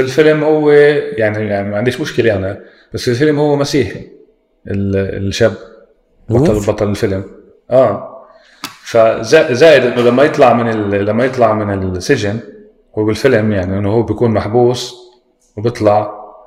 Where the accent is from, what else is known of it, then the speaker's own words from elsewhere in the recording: Palestine; عندنا بفلسطين